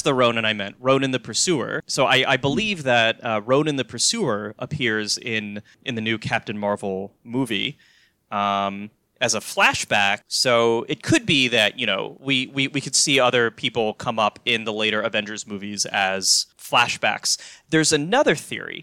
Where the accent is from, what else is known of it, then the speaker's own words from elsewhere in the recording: North Carolina, United States; moved away; I'm originally from North Carolina